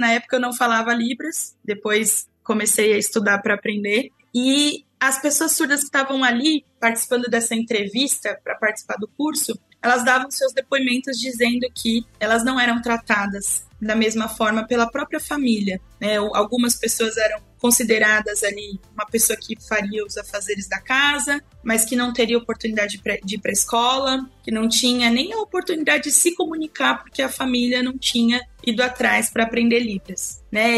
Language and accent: Portuguese; Brazil; comunidade Sacadura Cabral, que foi onde eu nasci, vivi lá por é, 20 anos